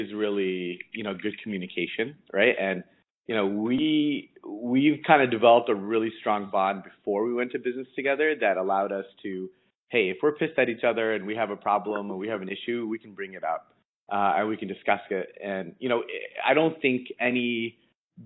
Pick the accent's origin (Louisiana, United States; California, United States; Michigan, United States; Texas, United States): Michigan, United States; Detroit; moved away as an adult; now in Chicago, United States; I was born in Detroit